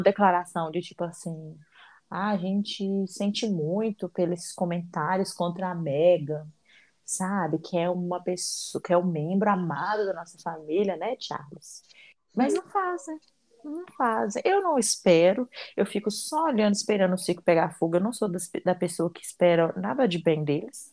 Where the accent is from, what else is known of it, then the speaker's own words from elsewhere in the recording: Minas Gerais, Brazil; Eu não tenho língua presa, eu sou mineira